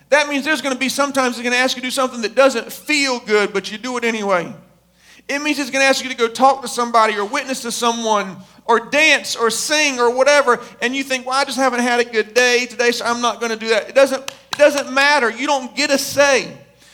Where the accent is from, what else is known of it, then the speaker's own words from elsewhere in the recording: United States; we were born and raised in America